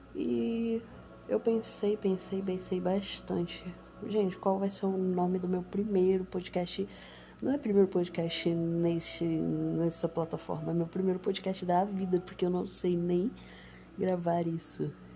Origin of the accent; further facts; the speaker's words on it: Nova Iguaçu, Rio de Janeiro, Brazil; eu sou de Nova Iguaçu. Baixada Fluminense.